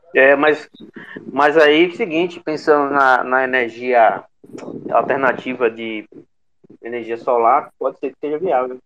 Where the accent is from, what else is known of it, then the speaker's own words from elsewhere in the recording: Bahia, Brazil; Sou da Bahia também